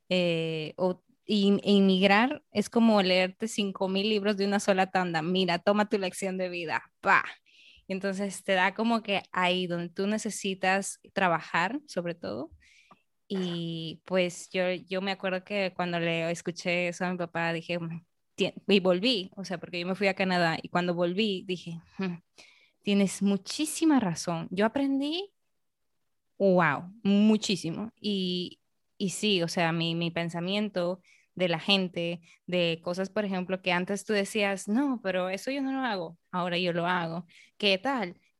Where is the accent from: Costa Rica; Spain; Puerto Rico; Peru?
Peru; now in Dominican Republic; Entonces es como yo peruana aquí en República Dominicana, yo estoy siendo eh, una representante de mi país aquí.